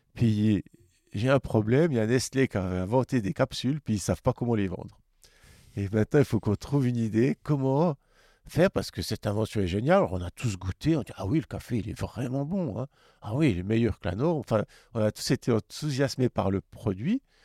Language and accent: French; Neuchâtel, Switzerland; je suis de Neuchâtel